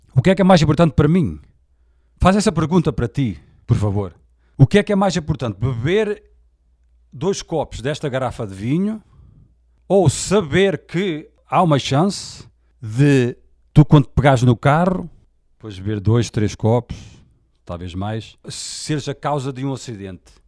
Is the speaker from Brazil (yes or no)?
no; Portugal; Eu nasci em Portugal, sou português